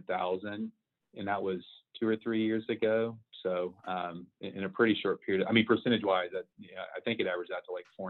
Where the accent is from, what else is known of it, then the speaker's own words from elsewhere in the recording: Houston, Texas, United States; the home was in a nice part of Houston too, where I grew up in North Houston